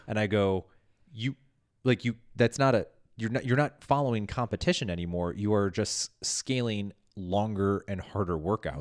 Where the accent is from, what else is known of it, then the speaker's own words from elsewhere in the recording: Midwest, United States; I'm from the Midwest and being passive aggressive is, like, second language to me